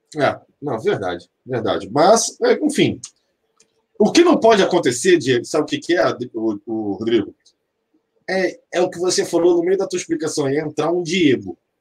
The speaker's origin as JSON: {"language": "Portuguese", "region": "Rio de Janeiro", "country": "Brazil", "said": "ser tijucano"}